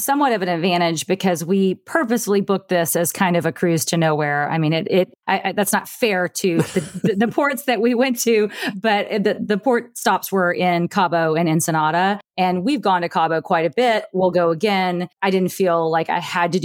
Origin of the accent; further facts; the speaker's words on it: Alabama, United States; now in Oakland area, United States; in the deep South where I grew up in Alabama